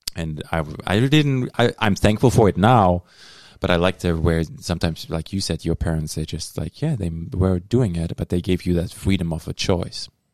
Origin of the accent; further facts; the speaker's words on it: Dortmund, North Rhine-Westphalia, Germany; now in Thunder Bay, Canada; the city where I grew up in Dortmund